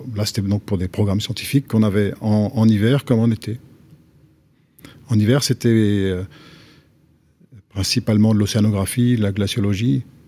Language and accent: French; Antony, Île-de-France, France; moved away as an adult; also born or lived in Japan / Paris / Boston / Grenoble; à Antony, en banlieue sud de Paris, entre 5 euh, ans et 20 ans